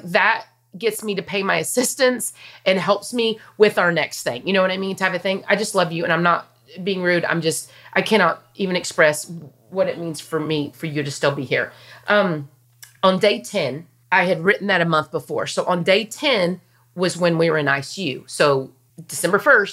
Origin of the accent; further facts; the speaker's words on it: Wichita Falls, Texas, United States; I'm from Wichita Falls, so I've been through every tornado probably